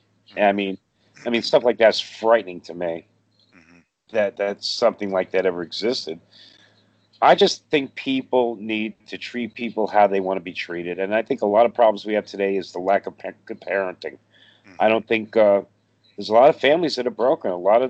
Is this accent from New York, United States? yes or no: yes; New York City, New York, United States; I grew up in Brooklyn, you know, a black Italian neighborhood. We're all brothers and sisters there, you know?